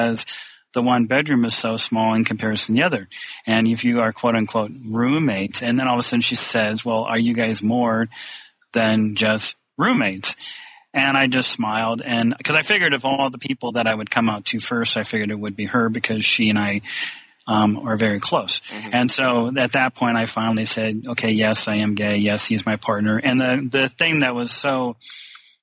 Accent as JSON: {"language": "English", "region": "northern Indiana", "country": "United States", "said": "because I'm from Indiana, northern Indiana."}